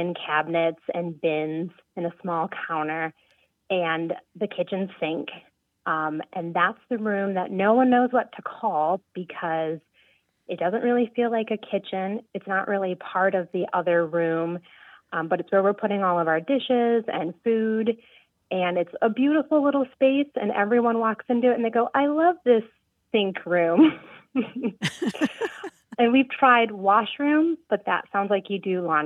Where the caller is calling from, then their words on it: Columbus, Wisconsin, United States; I'm calling from Columbus, Wisconsin